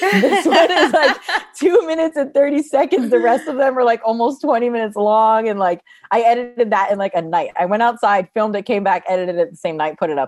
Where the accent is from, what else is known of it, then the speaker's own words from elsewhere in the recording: New Jersey, United States; moved away as an adult; also born or lived in California; I grew up in New Jersey, moved to California after high school